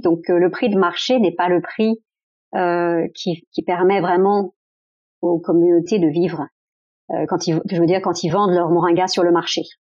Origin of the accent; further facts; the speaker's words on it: France; je suis née en France